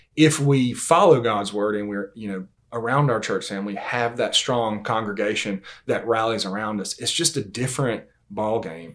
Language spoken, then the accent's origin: English; Valdosta, Georgia, United States; also born or lived in Lakeland, Georgia; born and raised in Valdosta, Georgia.